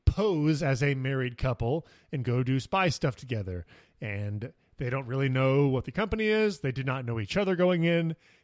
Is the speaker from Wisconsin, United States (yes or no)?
no; Kansas, United States; I'm from Kansas.